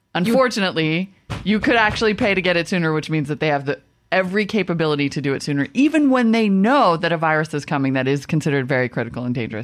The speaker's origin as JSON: {"language": "English", "region": "Midwest", "country": "United States", "said": "I'm from the Midwest."}